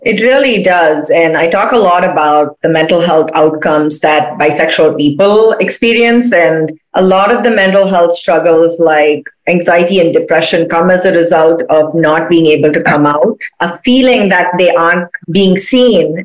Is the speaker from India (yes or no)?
yes; Chennai, Tamil Nadu, India; moved away as an adult; now in United States; I'm from India, like like I'm from Chennai.